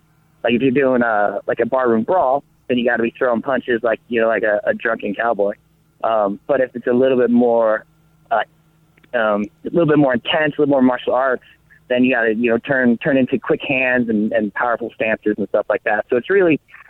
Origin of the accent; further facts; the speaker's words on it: Colorado, United States; moved away as an adult; also born or lived in Las Vegas; now in Los Angeles, United States; growing up in Colorado